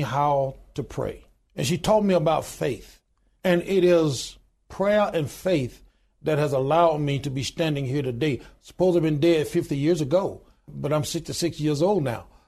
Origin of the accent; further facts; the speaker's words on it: Goodwater, Alabama, United States; I was born in a little small town in Goodwater, Alabama, population twelve hundred and ninety-two today